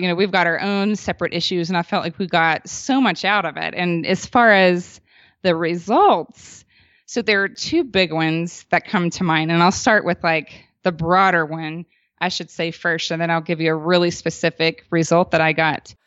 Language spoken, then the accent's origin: English; the South, United States; now in Boulder, Colorado, United States; We were both born and raised in the South